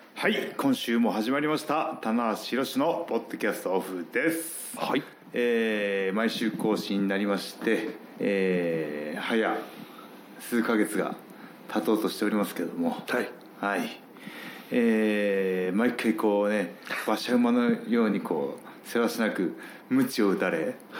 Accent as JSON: {"language": "Japanese", "region": "Gifu", "country": "Japan", "tie": "born or raised there", "said": "僕同じ岐阜県出身"}